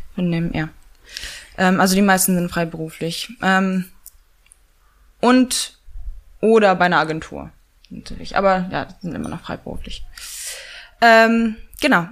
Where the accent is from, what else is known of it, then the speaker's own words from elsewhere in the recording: Pomeranian Voivodeship, Poland; moved away as an adult; also born or lived in Hamburg, Germany / London, United Kingdom; now in Berlin, Germany; bin dann mit neun, sind äh, meine Mutter und ich nach Polen gezogen